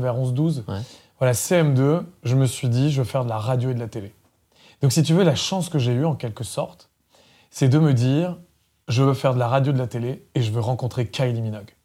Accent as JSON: {"language": "French", "region": "Centre-Val de Loire", "country": "France", "tie": "born or raised there", "also_born_or_lived": "Paris", "moved": "yes", "said": "je suis né dans le Loiret, dans le 45, dans un village de 150 habitants qui s'appelle Dame-Marie en Puisée"}